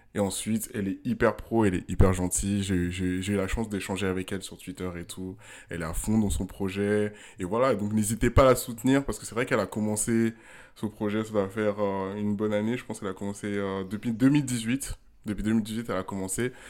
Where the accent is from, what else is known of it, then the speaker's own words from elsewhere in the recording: Ghana; moved away; also born or lived in Togo; j'ai grandi au Ghana